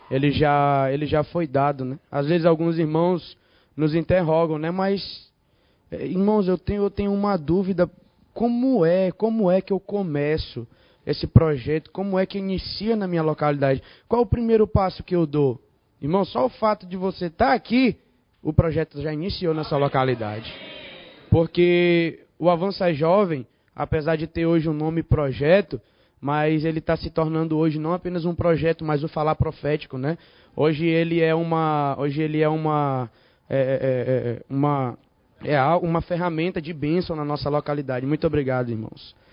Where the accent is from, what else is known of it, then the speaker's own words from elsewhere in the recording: Teresina, Piauí, Brazil; eu sou de Teresina, Piauí, tá?